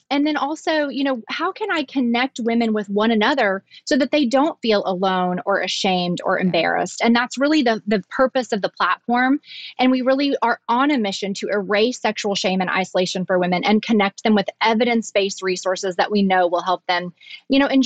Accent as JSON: {"language": "English", "region": "the South", "country": "United States", "accent": "southern"}